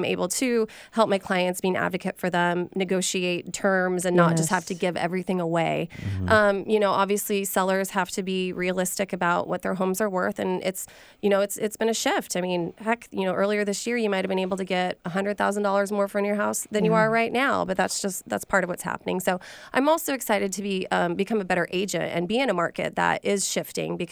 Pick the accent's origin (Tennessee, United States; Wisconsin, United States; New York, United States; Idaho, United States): Idaho, United States; now in Seattle, United States; I'm from Idaho originally, and I had family that were tile setters. And so I got to see a lot of construction as a kid